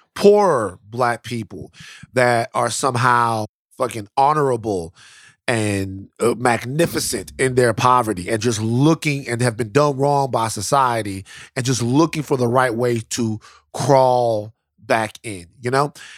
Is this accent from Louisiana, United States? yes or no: yes; Louisiana, United States; I'm from Louisiana